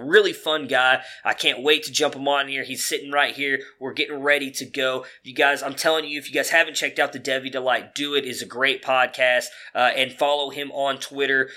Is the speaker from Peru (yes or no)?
no; Cleveland, Ohio, United States; now in Dallas, United States; that is my hometown